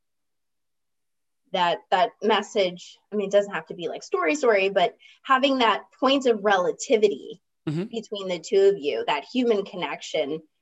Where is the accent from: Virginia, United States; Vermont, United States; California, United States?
Virginia, United States; in my hometown in Virginia